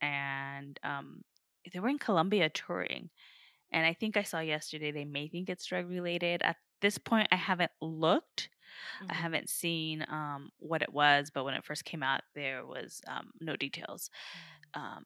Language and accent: English; Riverside, California, United States; So are we.